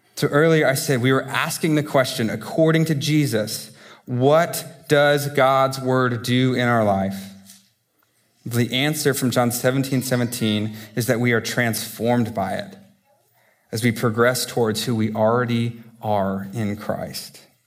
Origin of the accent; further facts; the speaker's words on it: United States; I say this as an American to Americans